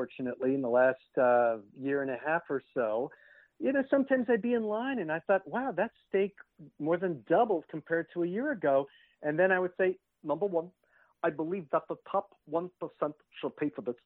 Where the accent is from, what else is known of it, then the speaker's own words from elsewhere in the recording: Montreal, Quebec, Canada; moved away; I was in Montreal. I'm originally from Canada. I grew up there